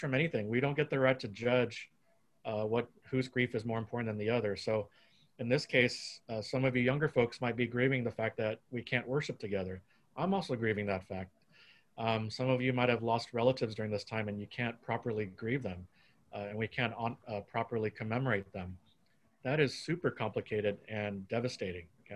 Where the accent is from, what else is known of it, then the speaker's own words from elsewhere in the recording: Texas, United States; now in California, United States; I grew up in Texas